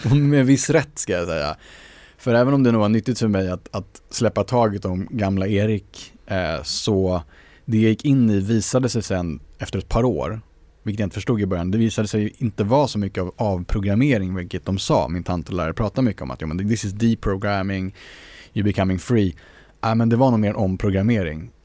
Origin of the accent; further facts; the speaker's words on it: Sweden; vi är svenskar för att vi vuxit upp i Sverige